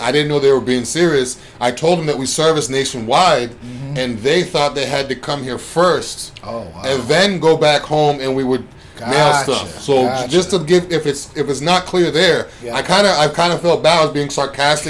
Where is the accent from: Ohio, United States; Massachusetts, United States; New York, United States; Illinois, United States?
Massachusetts, United States; now in Tampa, United States; I've always been a Patriots fan because I'm from Massachusetts